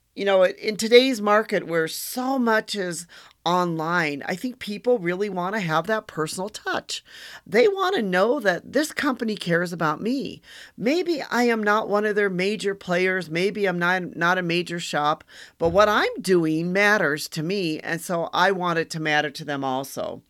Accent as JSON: {"language": "English", "region": "Wisconsin", "country": "United States", "said": "I'm from Wisconsin"}